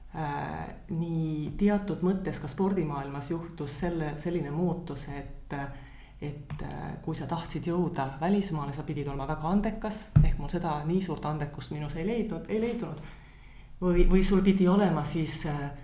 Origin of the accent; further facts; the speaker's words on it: Tallinn, Harju County, Estonia; moved away as an adult; also born or lived in Tapa / Rakvere; now in Finland; ma olen sündinud Tapal mm -hmm. ja paar esimest eluaastat elanud Rakveres, aga eh, ja siis me kolisime Tallinnasse